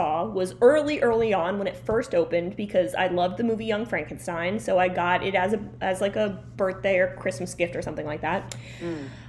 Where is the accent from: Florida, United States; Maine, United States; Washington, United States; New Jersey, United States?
New Jersey, United States; Belleville; We're from Belleville.